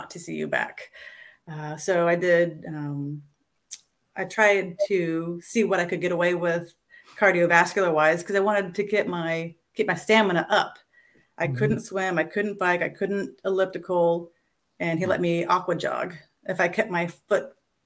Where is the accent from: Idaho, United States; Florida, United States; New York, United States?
Florida, United States; Orlando; I grew up in and around the Orlando area